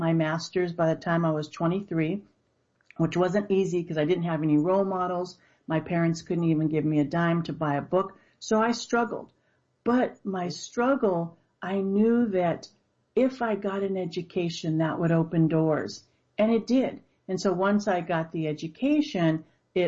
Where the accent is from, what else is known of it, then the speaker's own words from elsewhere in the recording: Los Angeles, California, United States; I grew up in the inner city of Los Angeles, surrounded by gangs and drugs